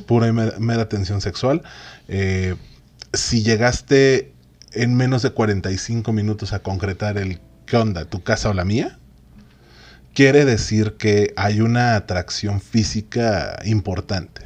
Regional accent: Mexico; somos la raza más chida, somos esa raza de bronce

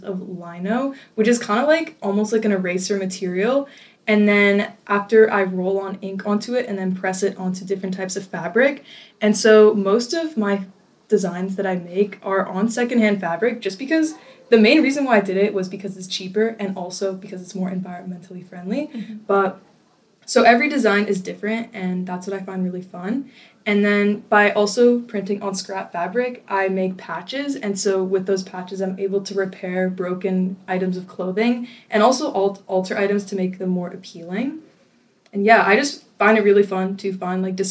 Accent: North Vancouver, British Columbia, Canada; I grew up in North Vancouver

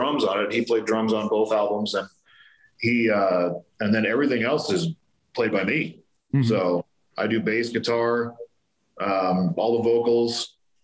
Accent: Colorado, United States; also born or lived in California; I was born there, but I came to Colorado when I was 4 years old

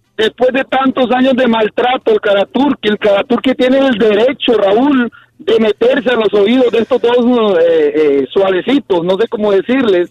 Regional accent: Honduras; yo soy hondureño

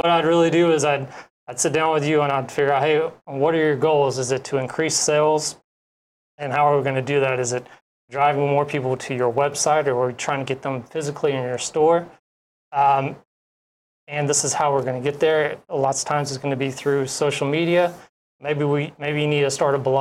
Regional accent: Atlanta, Georgia, United States; moved away as an adult; also born or lived in Fort Hood, Texas; now in Hawaii, United States; I'm from Atlanta, Georgia.

